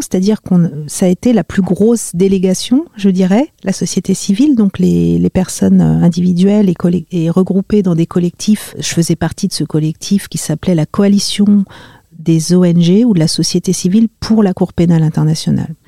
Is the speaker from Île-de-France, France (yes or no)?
yes; Marly-le-Roi, Île-de-France, France; j'ai grandi euh, en région parisienne, euh, dans les Yvelines, à Marly-le-Roi